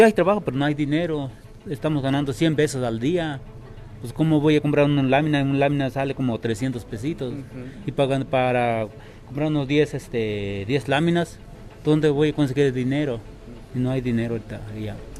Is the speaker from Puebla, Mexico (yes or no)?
yes; Huitzilan de Serdán, Puebla, Mexico; venimos, yo venimos de San Miguel del Progreso